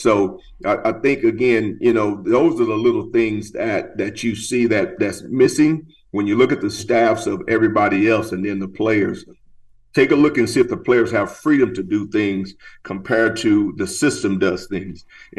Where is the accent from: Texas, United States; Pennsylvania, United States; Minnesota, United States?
Texas, United States; growing up in Texas, I was a Cowboy fan.